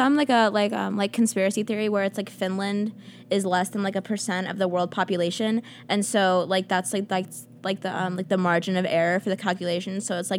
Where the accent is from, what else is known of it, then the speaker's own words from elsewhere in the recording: Atlanta, Georgia, United States; now in Colombia; So I'm from Atlanta. And people in Colombia are like, oh my gosh, traffic here is so terrible.